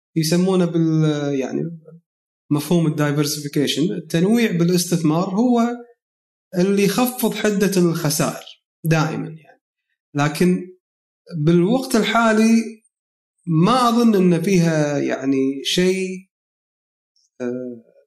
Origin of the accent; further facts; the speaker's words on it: Kuwait; عندنا بالكويت